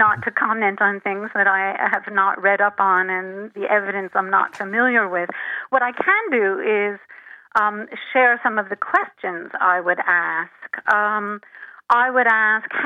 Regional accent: outside of New York City, United States; I grew up outside of New York City

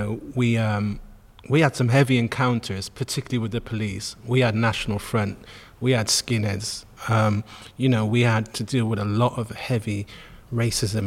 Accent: Bristol, South West England, United Kingdom; I grew up in St. Paul's, you know, and that's the heart of the Caribbean community

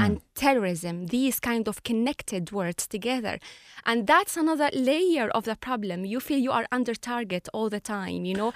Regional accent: Latakia, Latakia Governorate, Syria; moved away as an adult; now in Ireland; I was born in Latakia, um, a Mediterranean city near Turkish borders.

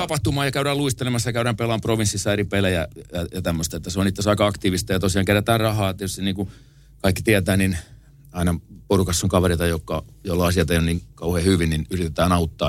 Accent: Tampere, Pirkanmaa, Finland; mä oon Koikkarista kotosi ja siinä on viinikka vieressä

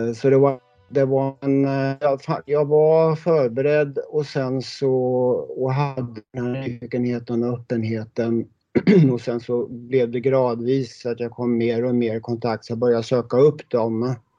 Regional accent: Sweden; born or raised there

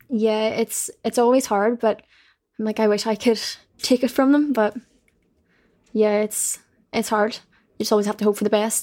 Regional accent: Belfast, Northern Ireland, United Kingdom; I'm just from Belfast

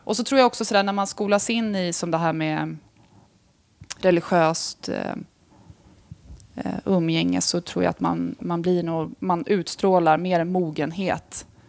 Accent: Stockholm, Stockholm County, Sweden; also born or lived in Tullinge / Rissne; jag är ju från Stockholm

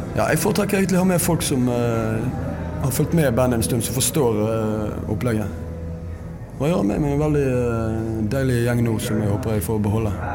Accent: Norway; Vokste jo opp på bondelandet sjøl

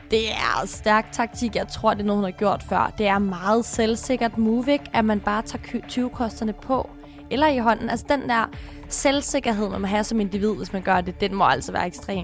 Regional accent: Sorø, Zealand, Denmark; Jeg kommer fra Sorø

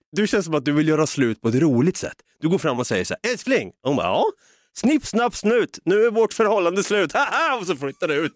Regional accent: Sweden; vi är så jävla svenska

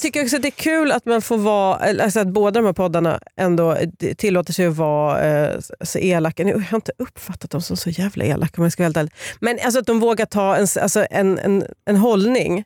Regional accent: Sweden; Jag är också från Uppland

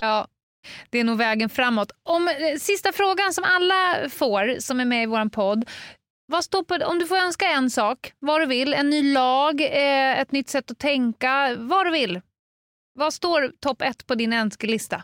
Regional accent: Stockholm, Stockholm County, Sweden; det kan man ju se här som stockholmare

